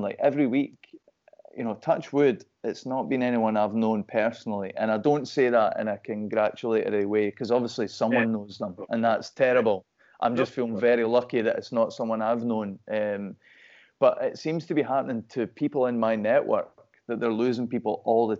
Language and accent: English; Perth, Scotland, United Kingdom; moved away as an adult; now in Glasgow, United Kingdom; I'm from Perth, obviously it's a city, but it's a small place